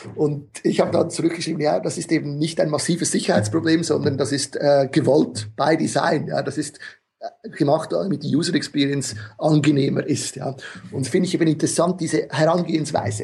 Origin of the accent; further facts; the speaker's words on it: Switzerland; ich bin Schweizer